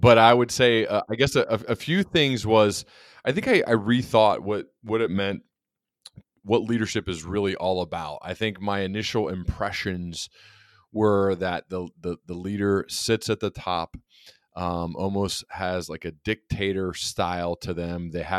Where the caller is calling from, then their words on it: Dayton, Ohio, United States; I'm joining you from Dayton, Ohio.